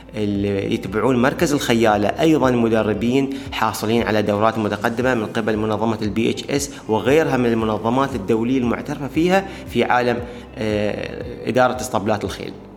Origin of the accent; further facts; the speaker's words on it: Dubai, United Arab Emirates; عندنا في دبي وفي الإمارات